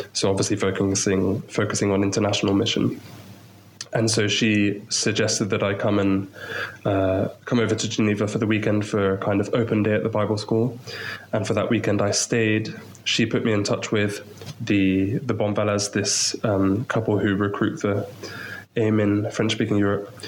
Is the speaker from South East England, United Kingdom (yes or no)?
yes; Maidenhead, South East England, United Kingdom; moved away as an adult; also born or lived in Portsmouth; now in Chad; I'm from England, from Maidenhead, so just outside London, really. Um, I, I, grew up there